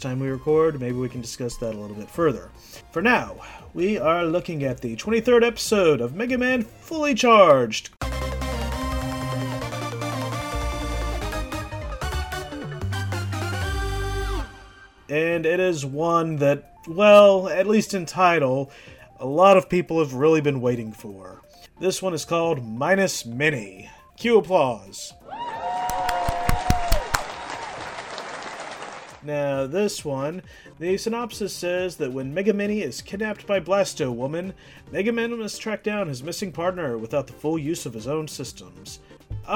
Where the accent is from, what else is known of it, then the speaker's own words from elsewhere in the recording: United States; moved away as an adult; now in Canada; I grew up in America